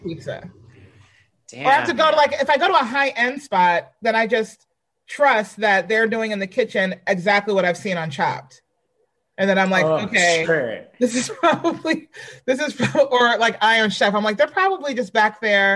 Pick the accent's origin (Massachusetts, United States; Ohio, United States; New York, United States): New York, United States; New York City; I'm from Brooklyn, but I replaced Brooklyn with Queens.